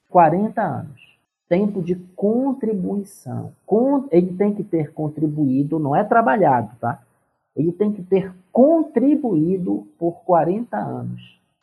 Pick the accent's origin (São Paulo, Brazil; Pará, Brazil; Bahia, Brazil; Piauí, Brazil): Pará, Brazil; moved away as an adult; now in Brasília, Brazil; eu sou paraense